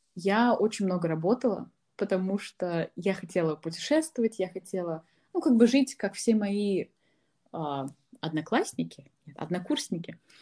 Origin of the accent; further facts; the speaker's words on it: Ufa, Bashkortostan, Russia; moved away as an adult; я из Уфы